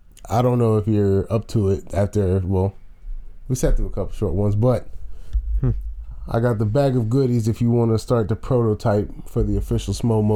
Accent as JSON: {"language": "English", "town": "Richmond", "region": "Virginia", "country": "United States", "tie": "born or raised there"}